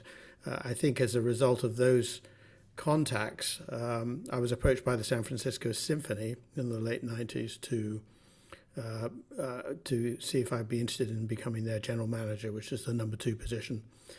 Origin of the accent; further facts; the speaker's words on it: Bath, South West England, United Kingdom; now in United States; I grew up in Bath in southern England, and music was always in the household.